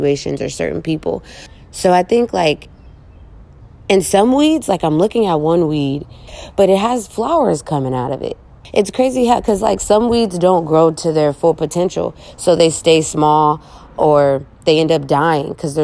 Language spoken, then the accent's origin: English; Oakland, California, United States; growing up in East Oakland